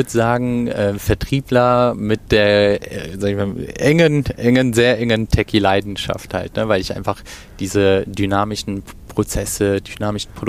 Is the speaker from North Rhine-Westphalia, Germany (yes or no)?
yes; Cologne, North Rhine-Westphalia, Germany; bin gebürtig aus Köln, ähm, in Köln auch äh, aufgewachsen